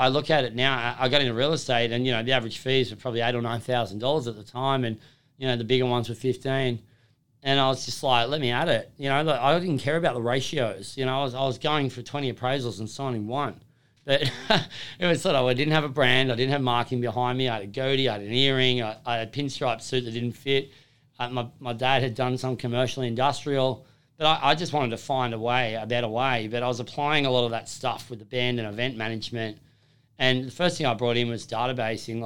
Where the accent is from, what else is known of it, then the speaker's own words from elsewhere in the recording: Lake Macquarie, New South Wales, Australia; also born or lived in Holbrook / Perth / Hills District; I was from Lake Macquarie growing up